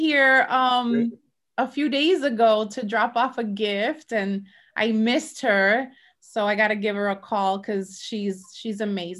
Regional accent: Mayagüez, Puerto Rico; So I'm from La Isla del Encanto. I'm from Puerto Rico. I was born in Mayagüez, Puerto Rico.

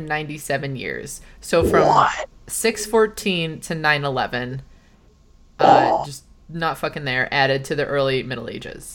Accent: United States; I'm American

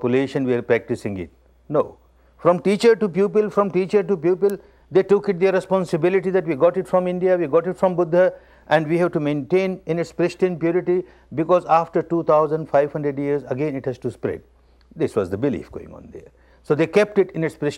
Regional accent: Myanmar; I was born in Burma, the land of Dhamma

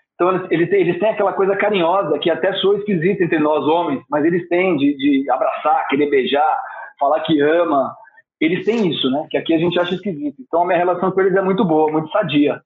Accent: Brazil; eu sou brasileiro

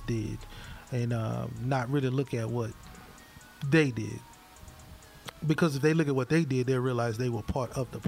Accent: Hattiesburg, Mississippi, United States; now in Columbia, United States; my hometown, Hattiesburg

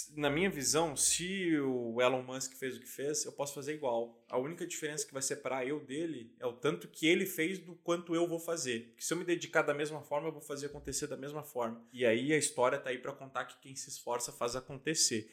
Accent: Lages, Santa Catarina, Brazil; moved away; Na minha cidade natal, Lages, cara, a, a minha casa fica num bairro.

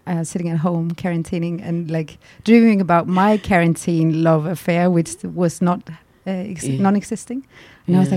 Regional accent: Denmark; moved away as an adult; now in Berlin, Germany; I'm from Denmark and I'm 32.

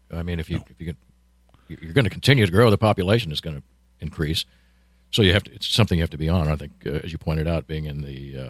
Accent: Gladstone, Missouri, United States; also born or lived in Platte County, Missouri; I grew up in Clay County, as you mentioned earlier, in Gladstone.

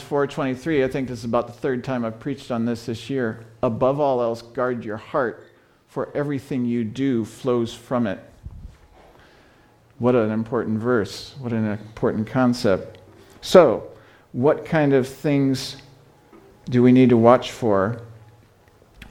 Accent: Fort Wayne, Indiana, United States; also born or lived in China; I'm from Fort Wayne, Indiana

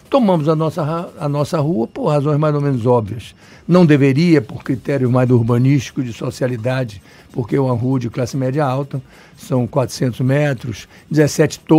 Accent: Salvador, Bahia, Brazil; eu sou nascido e criado aqui em Salvador, chamado Baiano da Gema.

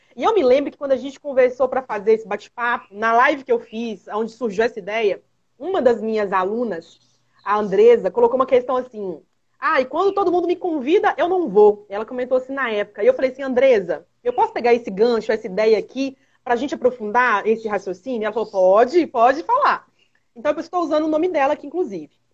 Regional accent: Minas Gerais, Brazil; Aqui em Minas Gerais, todos nós somos mineiros

